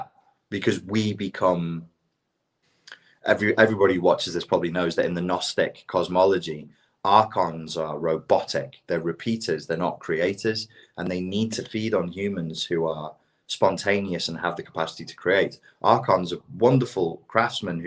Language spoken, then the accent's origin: English; England, United Kingdom; accent: English; moved away; my English accent